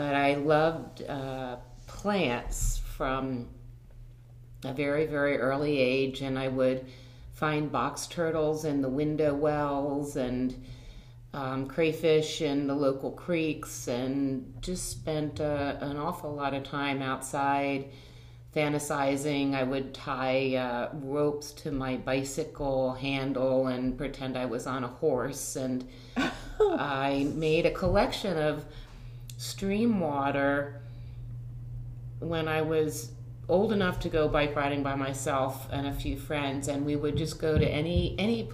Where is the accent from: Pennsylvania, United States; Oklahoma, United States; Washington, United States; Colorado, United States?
Pennsylvania, United States; Philadelphia suburbs; I grew up in the Philadelphia suburbs